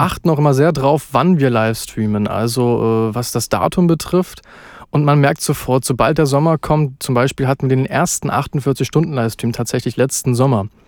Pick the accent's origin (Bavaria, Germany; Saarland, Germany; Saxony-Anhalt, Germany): Saxony-Anhalt, Germany; Halle; also born or lived in Berlin; Komme aus Halle eigentlich, bin aber unter der Woche immer in Berlin arbeiten